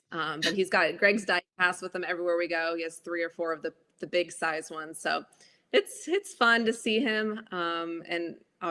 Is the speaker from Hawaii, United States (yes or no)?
yes; Honolulu, Hawaii, United States; also born or lived in Los Angeles; now in Mooresville, United States; I grew up in Honolulu, Hawaii